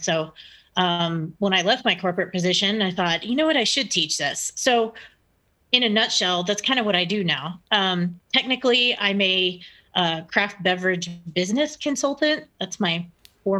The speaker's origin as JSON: {"language": "English", "region": "Texas", "country": "United States", "moved": "yes", "lives_now": "Broomfield, United States", "said": "I'm from the South originally. I'm from Texas, so I talk a lot"}